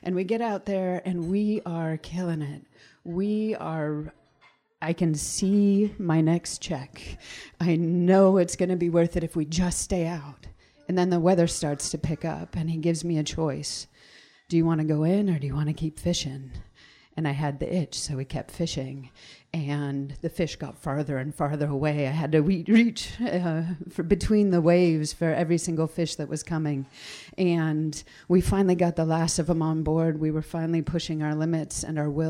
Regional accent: Wrangell, Alaska, United States; now in Sitka, United States; I was born and raised in Wrangell. My family's from Huna, and now I live in Sitka.

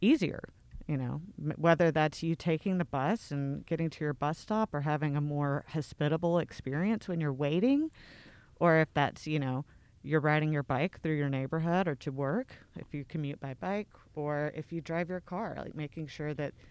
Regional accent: Middle Tennessee, United States; also born or lived in Midwest; now in Memphis, United States; I'm from Middle Tennessee originally

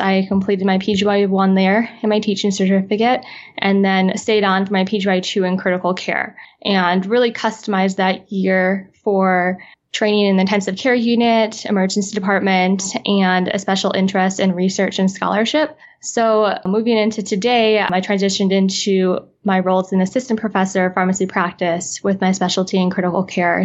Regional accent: Midwest, United States; now in Los Angeles, United States; I currently live in Los Angeles, California, and I'm originally from the Midwest

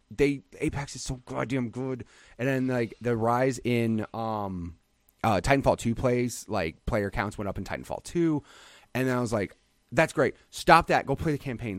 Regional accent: Illinois, United States; now in Phoenix, United States; I grew up in Illinois

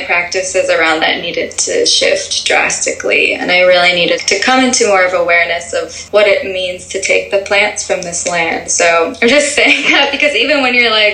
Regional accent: Massachusetts, United States; moved away; also born or lived in California; I was born in Massachusetts. Like, my entire family grew up there

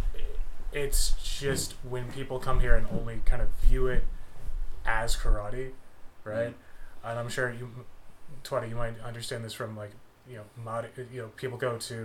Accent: United States; now in Japan; as an American, as somebody who lives here in Japan but not in Okinawa

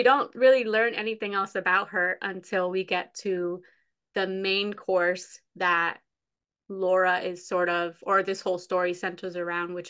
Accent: Massachusetts, United States; we're both from Massachusetts

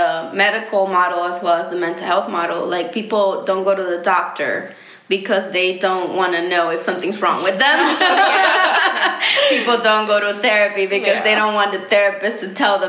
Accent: Honduras; now in United States; I'm from Honduras

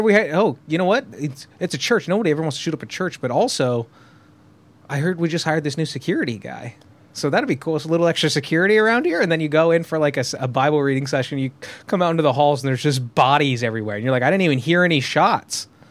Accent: Southern California, United States; I grew up in Southern California

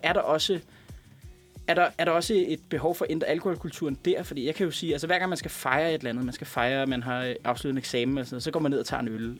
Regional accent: Denmark

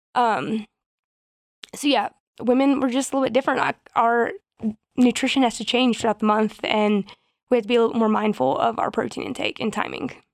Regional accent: the South, United States; moved away; we're from the South and people are very, like, hospitable

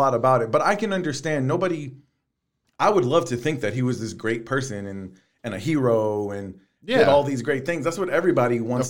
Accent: the South, United States; I mean, I'm from the South. Now, my history in the South is probably a little bit different from other people's.

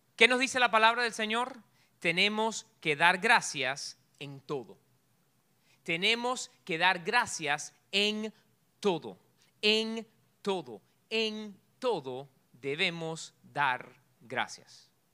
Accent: Cuba; moved away; yo soy bien cubano

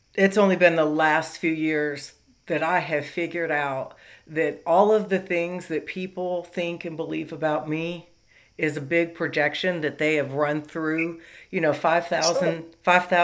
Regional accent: Los Angeles, California, United States; moved away; I'm from Los Angeles originally. It was like, you know, very diverse

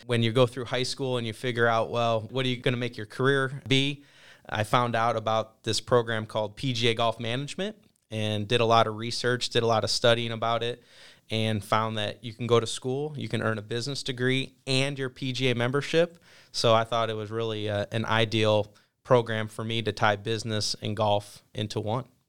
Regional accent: Perrysburg, Ohio, United States; moved away as an adult; also born or lived in Fayetteville, North Carolina; I grew up in a town called Perrysburg, Ohio. It's in the northwest part of the state near Toledo, and lived there for my first eighteen years.

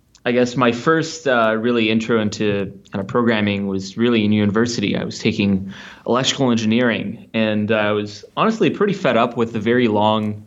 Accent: Ottawa, Ontario, Canada; in my hometown in Ottawa, Canada.

